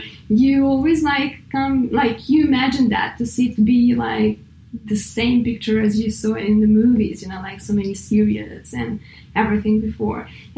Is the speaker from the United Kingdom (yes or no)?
no; Novi Sad, Vojvodina, Serbia; English is a second language; moved away as an adult; also born or lived in western Serbia; now in United States; let's say I'm Serbian. So my hometown is Novi Sad. It's second biggest city in Serbia.